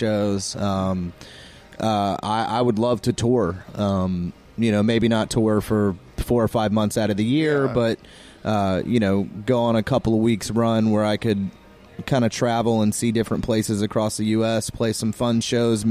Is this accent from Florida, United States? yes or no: yes; Florida, United States; I'm from Florida